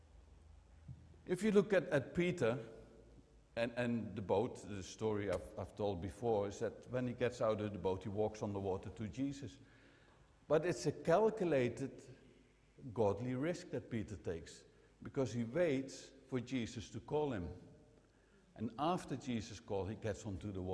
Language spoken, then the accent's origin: English; Netherlands; I'm from the Netherlands